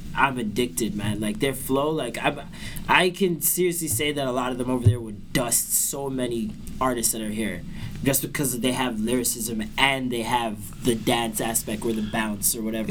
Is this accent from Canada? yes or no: yes; Toronto, Ontario, Canada; I was born in uh, like Vaughan Road area. Okay, yeah. I moved a lot. We moved from there, moved to Albion Road